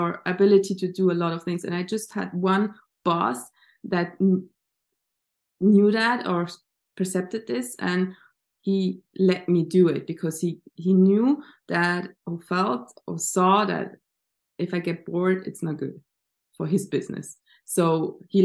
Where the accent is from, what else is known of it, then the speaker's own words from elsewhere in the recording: Switzerland; I grew up in Switzerland.